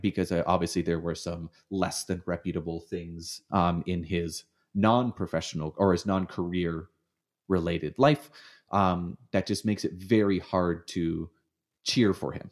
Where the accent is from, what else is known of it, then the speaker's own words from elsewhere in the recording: Hamilton, Ontario, Canada; moved away as an adult; now in United States; I grew up in Hamilton